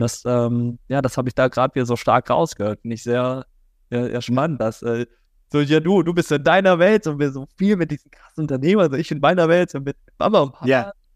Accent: Germany; now in Cologne, Germany; Ich bin auf dem Dorf aufgewachsen, am Bodensee

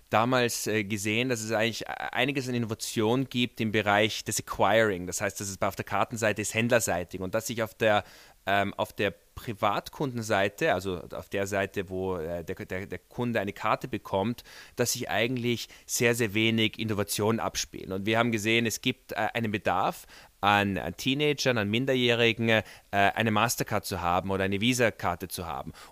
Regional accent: Vienna, Austria; wir sind beide Wiener und wir haben 2013 Unterne unser Unternehmen auch in Wien gegründet.

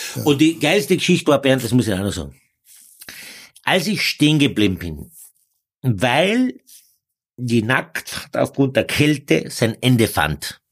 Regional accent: Carinthia, Austria; als äh, Kärntner

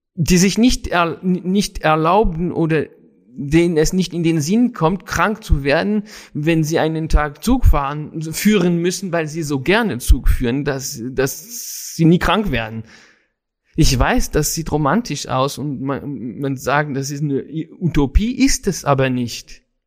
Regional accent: Paris, Île-de-France, France; in Paris auf jeden Fall in der Stadt, wo ich groß geworden bin

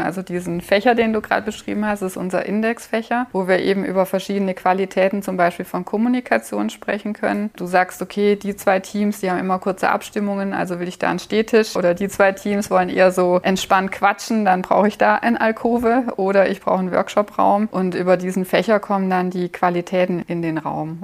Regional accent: Germany; ich komme nicht aus Finnland, ich komme aus Deutschland.

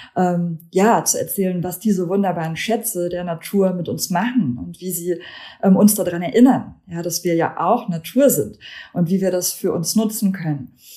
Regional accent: Germany; also born or lived in Lithuania; now in Hamburg, Germany; Ich komme ursprünglich aus Litauen. Ich bin da geboren, aber in Deutschland aufgewachsen

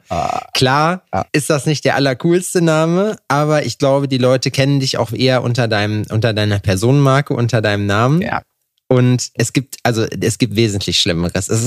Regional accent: Eifel, Germany; also born or lived in Netherlands; now in Aachen, Germany; Ich komme eigentlich aus der Eifel

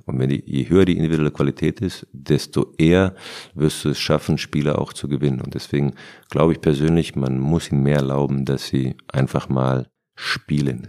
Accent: Berlin, Germany; born or raised there

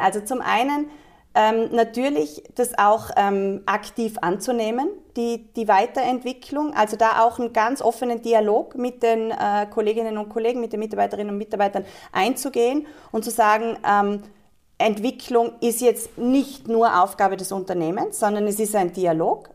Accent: Tyrol, Austria; Ich bin in Tirol geboren Schön. und aufgewachsen

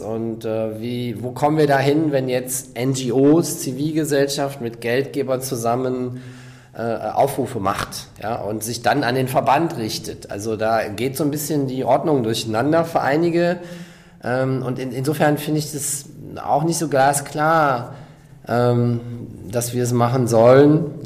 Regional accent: Rhineland, Germany; moved away; also born or lived in South Africa / West Berlin; ich selber bin Rheinländer

